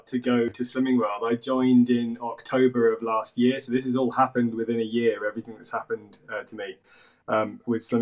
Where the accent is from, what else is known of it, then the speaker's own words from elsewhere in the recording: Jersey; I grew up in Jersey in the Channel Islands